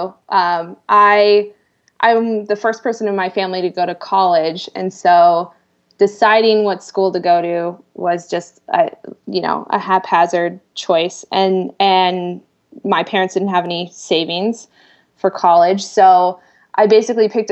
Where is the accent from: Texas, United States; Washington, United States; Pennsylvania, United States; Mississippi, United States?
Washington, United States; Seattle; moved away as an adult; also born or lived in Boston; I grew up in Seattle